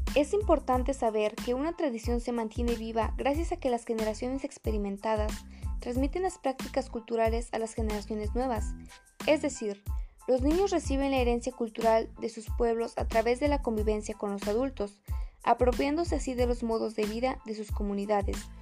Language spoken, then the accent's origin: Spanish; Dolores Hidalgo, Guanajuato, Mexico; las costumbres y tradiciones de nuestro bello Dolores Hidalgo